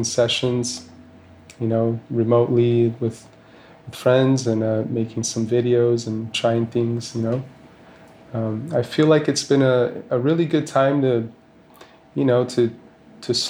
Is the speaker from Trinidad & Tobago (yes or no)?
no; Rio de Janeiro, Brazil; now in Los Angeles, United States; I was born and raised in Rio de Janeiro, but I've been living in Los Angeles for a very long time.